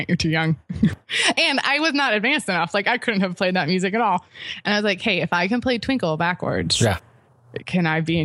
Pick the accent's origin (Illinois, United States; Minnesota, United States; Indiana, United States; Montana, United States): Illinois, United States; Chicago; I'm from the Chicago area